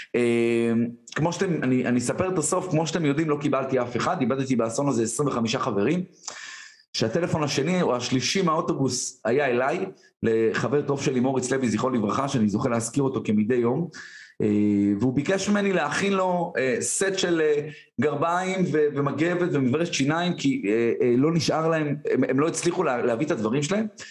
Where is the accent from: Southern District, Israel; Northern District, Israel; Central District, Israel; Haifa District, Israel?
Northern District, Israel; Tiberias; גדלתי בשיכון ד' בטבריה